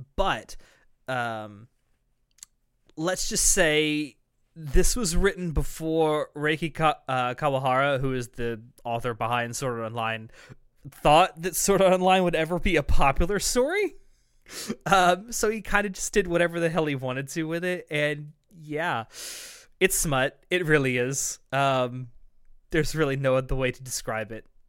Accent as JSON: {"language": "English", "region": "American South", "country": "United States", "accent": "Southern American", "said": "a American accent with a Southern, like, draw to it"}